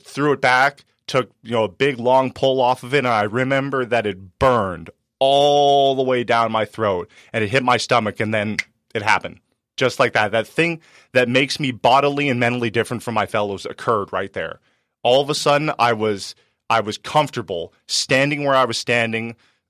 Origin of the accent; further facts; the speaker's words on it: Penasquitos, California, United States; I grew up in Penasquitos and we had some money